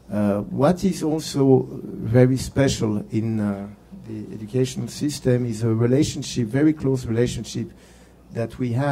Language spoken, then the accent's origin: English; France; moved away as an adult; now in Israel; I moved from France to Israel 35 years ago after my military duty, and I'm still an officer, a reserve officer.